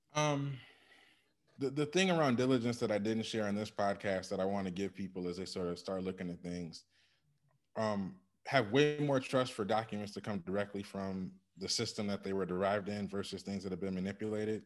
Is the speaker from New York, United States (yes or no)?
no; Ann Arbor, Michigan, United States; I grew up in Ann Arbor, Michigan